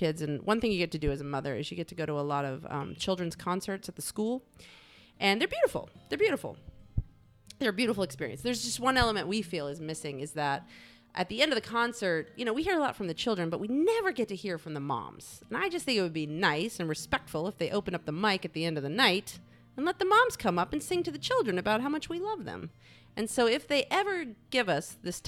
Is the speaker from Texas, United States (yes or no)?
yes; Texas, United States; I'm from Texas